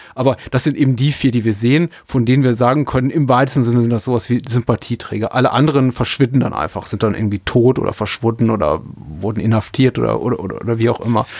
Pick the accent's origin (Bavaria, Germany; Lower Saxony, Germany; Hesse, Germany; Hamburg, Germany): Bavaria, Germany; Franconia; Ich bin in Franken aufgewachsen